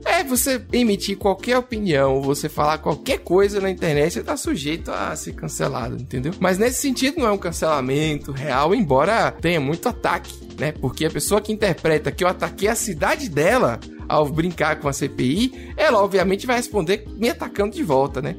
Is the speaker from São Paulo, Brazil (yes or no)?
no; Salvador, Bahia, Brazil; accent: baiano; eu sou de Salvador igual a Kaique, né, Kaique? Estamos aqui hoje cheio de sotaque baiano